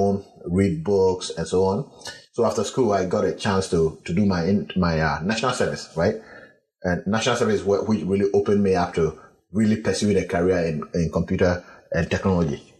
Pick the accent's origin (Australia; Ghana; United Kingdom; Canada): Ghana; moved away as an adult; also born or lived in Accra, Ghana; now in United States; I come from the Bungavu region